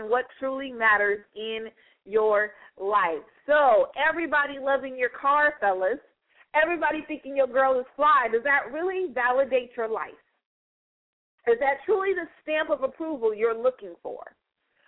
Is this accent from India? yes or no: no; United States; I'm an American